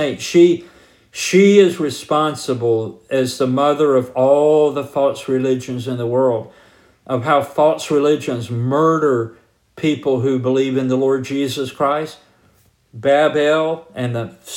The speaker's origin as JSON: {"language": "English", "region": "Georgia", "country": "United States", "tie": "born or raised there", "said": "I grew up in Georgia"}